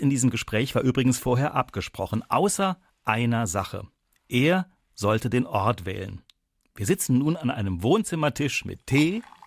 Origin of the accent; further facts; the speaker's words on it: Saarland, Germany; mich als Saarländer